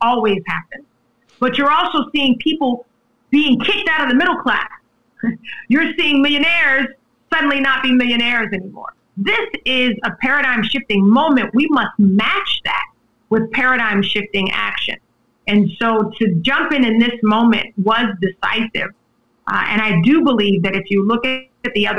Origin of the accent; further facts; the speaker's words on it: Charleston, South Carolina, United States; I'm from Charleston, South Carolina, and my mother has worked in higher education all of my life.